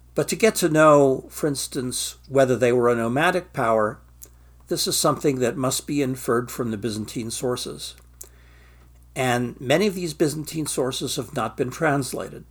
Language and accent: English; Stockton, California, United States; moved away as an adult; I'm from Stockton, California, the asparagus capital of the free world